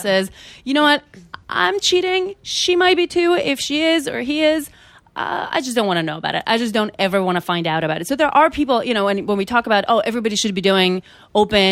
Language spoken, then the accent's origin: English; North Macedonia; I'm from Macedonia